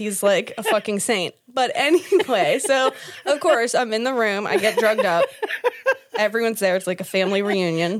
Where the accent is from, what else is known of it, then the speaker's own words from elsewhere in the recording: Pittsburgh, Pennsylvania, United States; We're from Pittsburgh